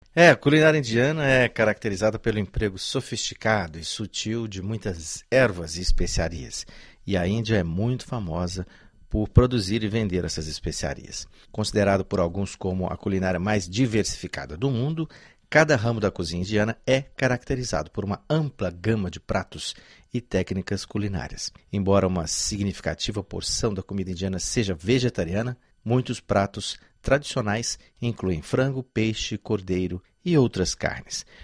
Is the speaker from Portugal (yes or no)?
no; Goiás, Brazil; Eu sou goiano e conheço açafrão desde criança